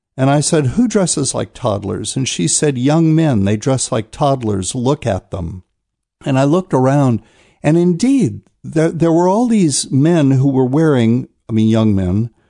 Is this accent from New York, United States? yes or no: no; New Bern, North Carolina, United States; my hometown of New Bern, North Carolina